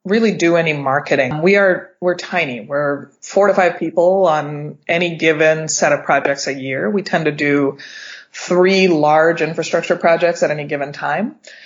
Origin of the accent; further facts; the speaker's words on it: Pittsburgh, Pennsylvania, United States; now in California, United States; I'm from Pittsburgh, it's my hometown